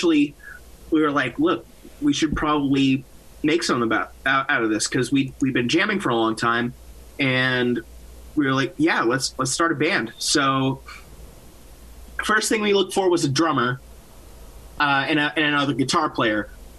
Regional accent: Massachusetts, United States; Yes, I'm from Massachusetts. My whole band is from Massachusetts, actually.

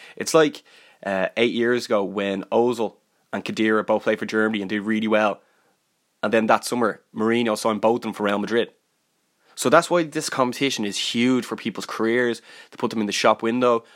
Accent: Ireland; I'm from Ireland

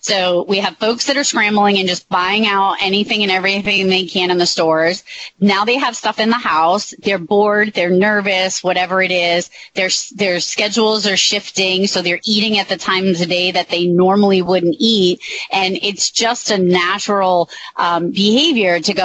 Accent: Massachusetts, United States; I'm from Massachusetts

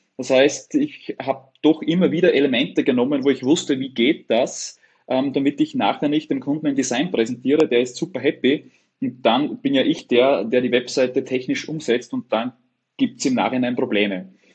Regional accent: Upper Austria, Austria; ich komme aus Oberösterreich, direkt an der Grenze von Deutschland, Tschechien und Österreich

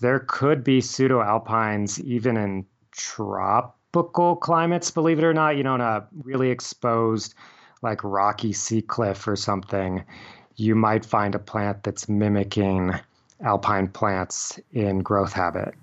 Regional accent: Littleton, Colorado, United States; also born or lived in Englewood, Colorado; I grew up in a typical suburban neighborhood in Littleton, Colorado

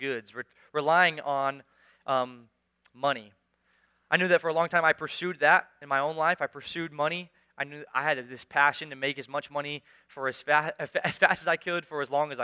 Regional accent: United States; I was born in America, raised in America, lived my whole life in America

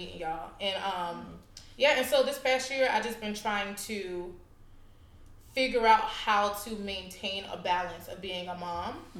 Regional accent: South Carolina, United States; also born or lived in Dallas, Texas; now in Los Angeles, United States; So understand, I grew up in a really small town in South Carolina, right? 1,500 people.

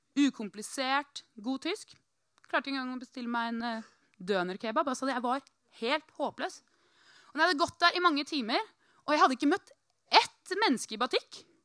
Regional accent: Norway; jeg er fra Norge

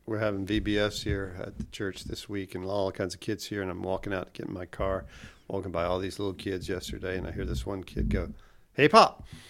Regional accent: Pensacola, Florida, United States; also born or lived in Kansas City, Missouri; I grew up here in Gulfbury, East Pensacola, and I had a large extended family.

